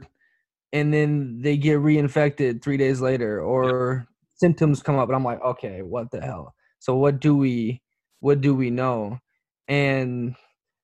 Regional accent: United States; now in Bologna, Italy; being American

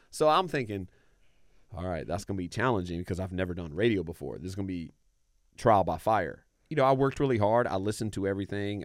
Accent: Raleigh, North Carolina, United States; I grew up in Raleigh, North Carolina

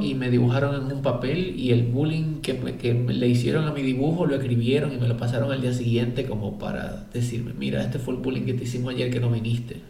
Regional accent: Dominican Republic; born or raised there

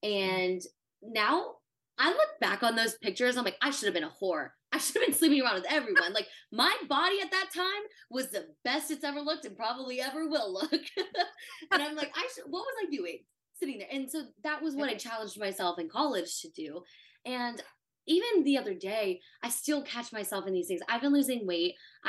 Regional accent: the South, United States; That was also the culture I grew up in. I grew up in the South.

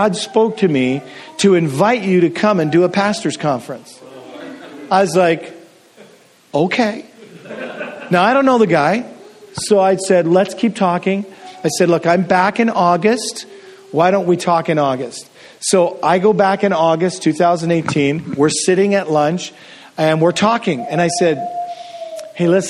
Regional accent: Canada; I'm from Canada

